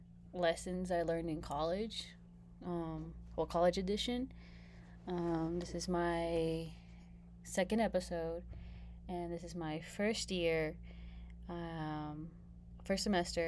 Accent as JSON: {"language": "English", "region": "California", "country": "United States", "moved": "as an adult", "said": "I come from Cali"}